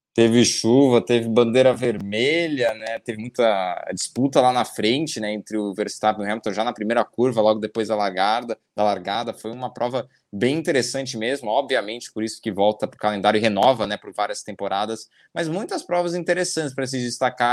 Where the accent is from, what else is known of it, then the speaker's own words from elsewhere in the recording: Brazil; nós, como brasileiros